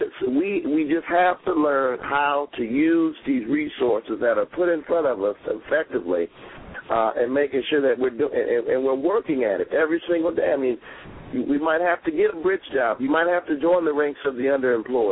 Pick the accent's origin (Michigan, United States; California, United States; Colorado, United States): Michigan, United States; Detroit; now in New York, United States; my hometown of Detroit